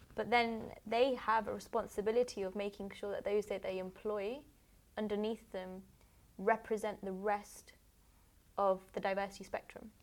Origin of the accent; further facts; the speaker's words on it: United Kingdom; I'm I'm British